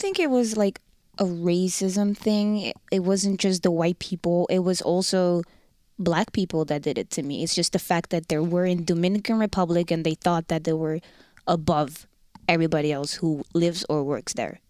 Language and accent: English; Rotterdam, South Holland, Netherlands; accent: Rotterdam; first language Dutch; English is a second language; moved away as an adult; now in Winnipeg, Canada; The Netherlands, Rotterdam. Born and raised in Rotterdam.